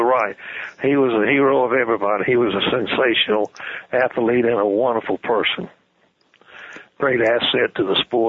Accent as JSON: {"language": "English", "town": "Decatur", "region": "Georgia", "country": "United States", "tie": "born or raised there", "moved": "as an adult", "lives_now": "Arkansas, United States", "said": "I grew up in Decatur, which is a suburb of Atlanta."}